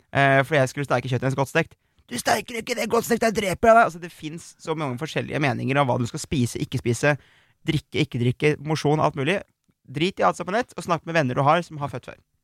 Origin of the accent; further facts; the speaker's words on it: Aurskog, Akershus, Norway; moved away as an adult; also born or lived in Oslo; Jeg kommer fra Aurskog, ikke sant. Flyttet ja. til Oslo